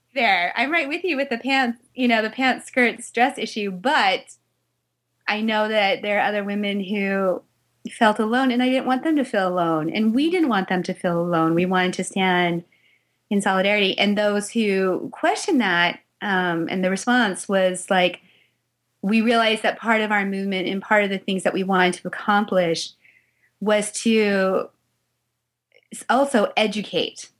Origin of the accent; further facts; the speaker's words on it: Salt Lake City, Utah, United States; I was born in Salt Lake City, Utah.